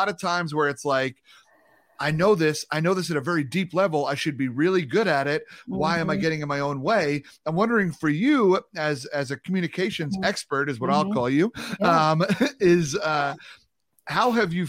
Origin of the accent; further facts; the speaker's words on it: New York, United States; You know, when I'm from New York, you know what I'm saying?